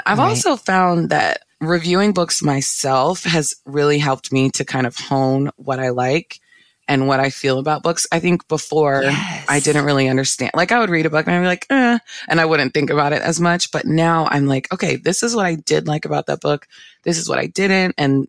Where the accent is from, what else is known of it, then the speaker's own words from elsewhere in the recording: Virginia, United States; I'm from Northern Virginia area.